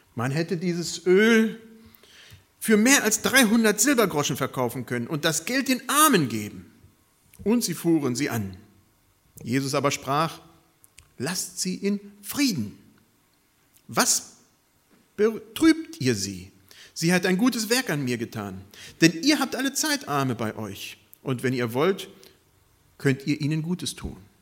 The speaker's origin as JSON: {"language": "German", "country": "Germany", "said": "unsere Stärke als Deutsche"}